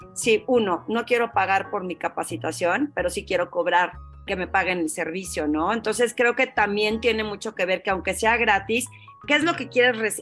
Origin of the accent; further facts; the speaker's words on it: Torreón, Coahuila, Mexico; moved away as an adult; cuando recién me salí de Torreón